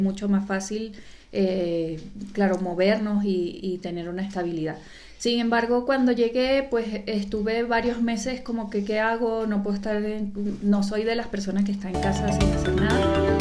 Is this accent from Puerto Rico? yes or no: no; Venezuela; moved away as an adult; also born or lived in Panama; now in Spain; soy italiana y venezolana